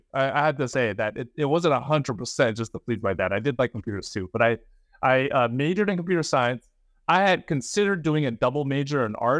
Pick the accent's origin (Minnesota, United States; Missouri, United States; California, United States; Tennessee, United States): California, United States; San Jose; also born or lived in Fremont; I was born in Fremont, which is about half an hour away from San Francisco. And then I spent most of my childhood in the suburbs of San Jose, went up to Berkeley for college.